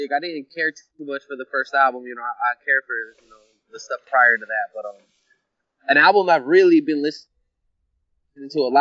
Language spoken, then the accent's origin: English; West Coast, United States; Growing up in the West Coast